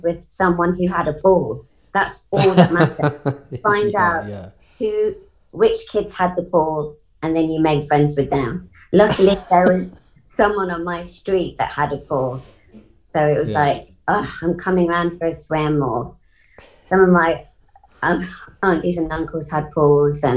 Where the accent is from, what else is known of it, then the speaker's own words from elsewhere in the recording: Coventry, West Midlands, United Kingdom; also born or lived in Perth, Australia; I was brought up in Coventry, but also Australia. So I lived in Coventry till I was 7. And then my parents emigrated to Perth.